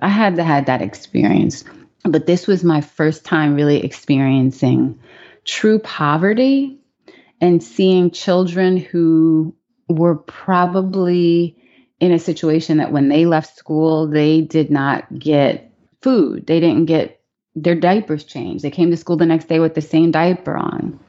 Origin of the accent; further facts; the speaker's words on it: New York City, New York, United States; moved away; also born or lived in Pittsburgh, Pennsylvania / Maryland; I was born in Pittsburgh, Pennsylvania. when I was really young, before I started school, we moved to Queens, New York. So I grew up in Queens